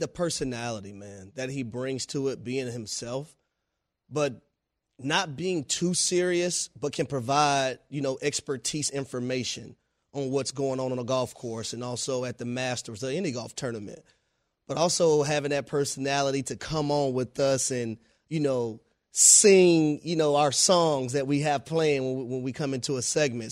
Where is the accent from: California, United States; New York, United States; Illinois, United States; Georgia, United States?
Georgia, United States; I am from Georgia. I live in Georgia.